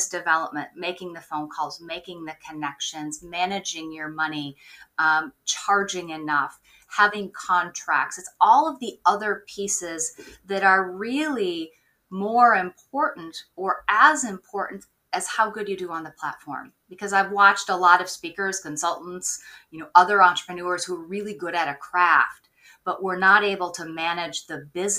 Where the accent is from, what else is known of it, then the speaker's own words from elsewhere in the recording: Minnesota, United States; now in Maine, United States; I grew up in Minnesota. I'm now on the East Coast. I'm in Maine and love it out here